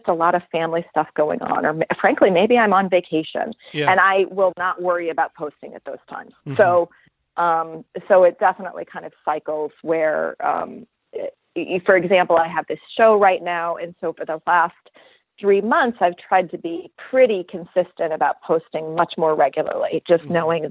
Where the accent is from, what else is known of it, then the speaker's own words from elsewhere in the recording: St. Louis, Missouri, United States; now in Brooklyn, United States; I grew up there, so I've got a good network there. So I've done a lot of portrait work in St. Louis